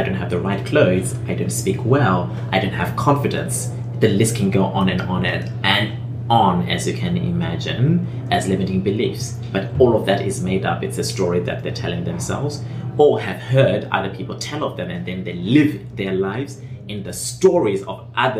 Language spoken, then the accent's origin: English; England, United Kingdom; born there; even though I was born, by the way, in England, but I never grew up in England.